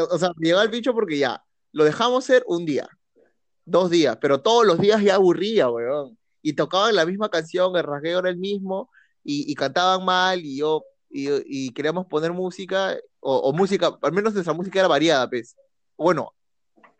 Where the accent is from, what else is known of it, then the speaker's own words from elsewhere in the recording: Peru; nací en Perú